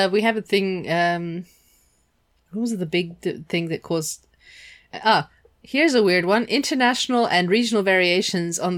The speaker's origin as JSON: {"language": "English", "country": "Germany", "tie": "born or raised there", "said": "I grew up part way in Germany."}